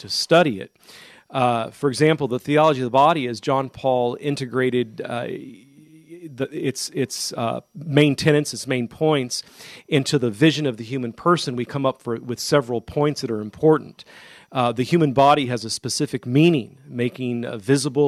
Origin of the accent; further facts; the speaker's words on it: Modesto, California, United States; now in Kentucky, United States; in Modesto, California, my hometown